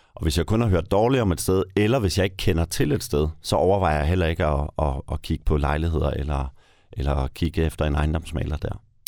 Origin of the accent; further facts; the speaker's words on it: North Funen, Southern Denmark, Denmark; på Nordfyn, hvor jeg kommer fra